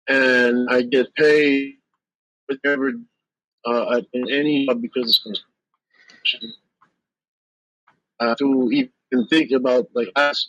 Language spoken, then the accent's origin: English; Canada; I'm French